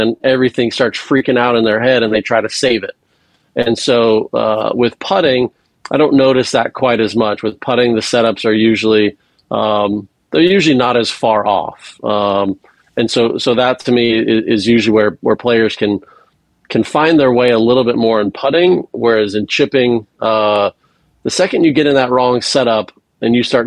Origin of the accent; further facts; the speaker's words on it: Hawaii, United States; moved away; I was born and raised in Hawaii and went to UCLA